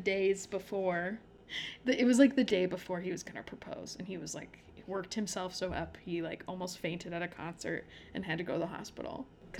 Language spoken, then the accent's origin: English; United States; Also, I'm American.